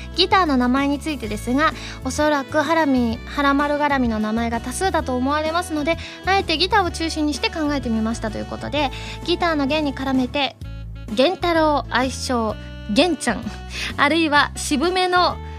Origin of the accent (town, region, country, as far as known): Kansai, Japan